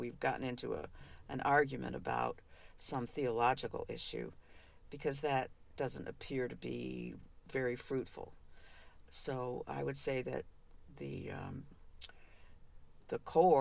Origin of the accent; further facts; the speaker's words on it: Covington, Kentucky, United States; I was born in Covington, Kentucky. You know, I was born sort of not too far from where we live right now